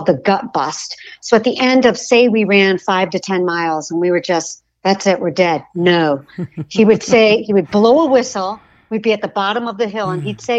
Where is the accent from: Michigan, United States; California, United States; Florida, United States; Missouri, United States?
Michigan, United States; Grand Rapids; also born or lived in New York City; now in Los Angeles, United States; I grew up in Grand Rapids, Michigan, in the Midwest